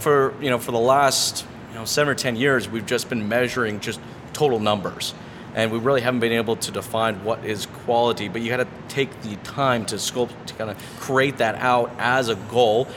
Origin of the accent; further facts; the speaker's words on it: Toronto, Ontario, Canada; I'm from Toronto.